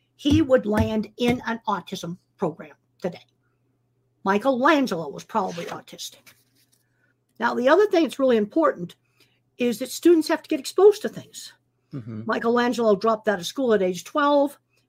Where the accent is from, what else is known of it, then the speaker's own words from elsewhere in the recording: East Coast, United States; I came from the East Coast. We didn't even have cattle there.